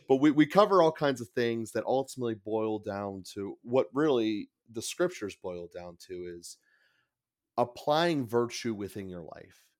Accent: Pittsburgh, Pennsylvania, United States; I'm from Pittsburgh. I've, I've been in a Catholic school system since pretty much day one

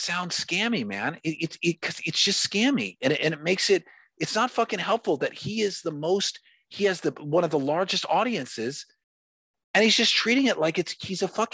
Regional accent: United States; I'm an American

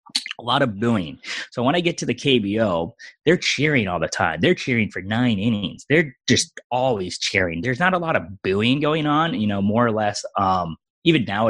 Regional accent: Eastern Pennsylvania, United States; moved away as an adult; also born or lived in Philadelphia; now in South Korea; I grew up in Eastern Pennsylvania

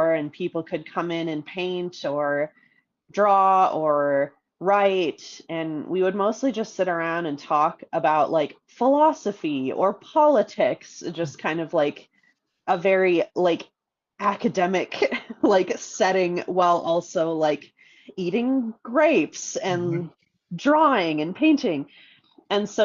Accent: Minnesota, United States; now in Colorado, United States; I grew up in Minnesota

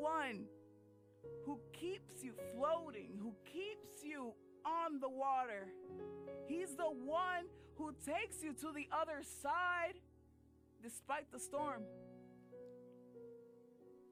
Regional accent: United States; I'm Dominican, and but I was born in America, so, you know, immigrant parents

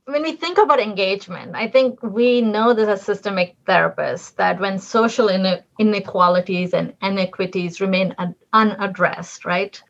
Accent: Delhi, India; moved away as an adult; now in United States; I was born and raised in Delhi in urban parts

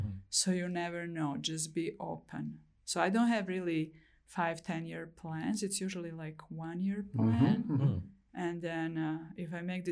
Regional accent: Fort Collins, Colorado, United States; My hometown is very biking oriented, so that was really great to see in Fort Collins.

